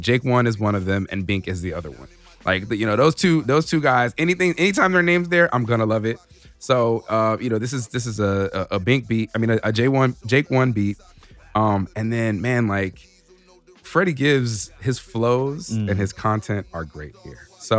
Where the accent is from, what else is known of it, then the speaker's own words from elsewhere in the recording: Chicago, Illinois, United States; And it takes me back to being a young kid growing up in Chicago, you know?